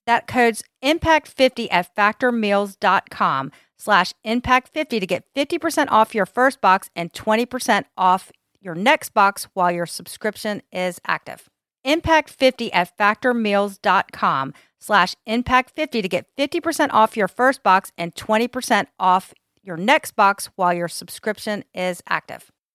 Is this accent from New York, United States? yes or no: no; Hilton Head, South Carolina, United States; I grew up in South Carolina